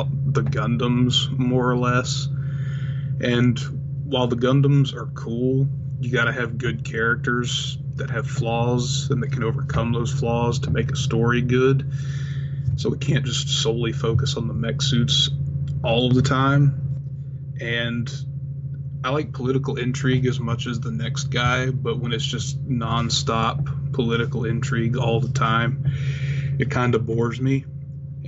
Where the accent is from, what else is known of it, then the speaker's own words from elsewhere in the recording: United States; as an American viewer